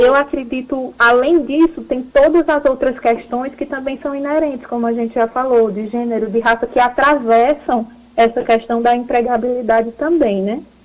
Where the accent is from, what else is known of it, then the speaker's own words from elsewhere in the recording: Pernambuco, Brazil; moved away; also born or lived in Campina Grande; Eu sou pernambucana